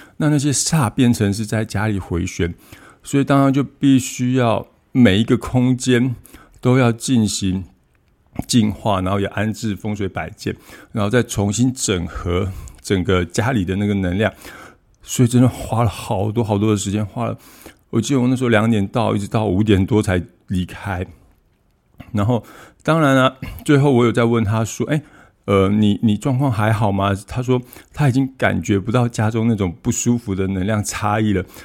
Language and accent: Chinese; Taiwan; 我们台湾这边